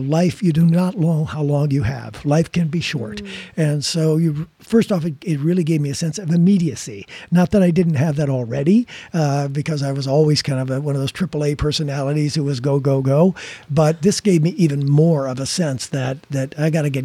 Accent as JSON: {"language": "English", "town": "Rockford", "region": "Illinois", "country": "United States", "tie": "born or raised there", "said": "my hometown, which is Rockford, Illinois"}